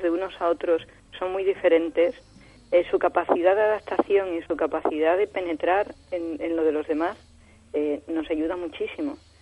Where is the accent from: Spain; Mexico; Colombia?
Spain; also born or lived in Barcelona; now in Madrid, Spain; como soy español